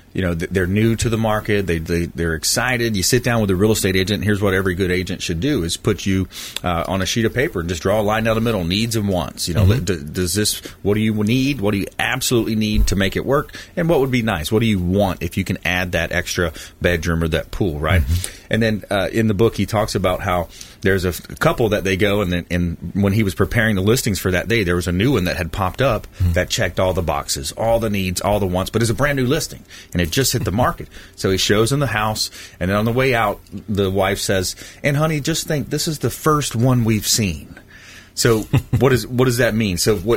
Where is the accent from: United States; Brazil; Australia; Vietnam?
United States; LaBelle, Florida; My hometown, LaBelle, Port LaBelle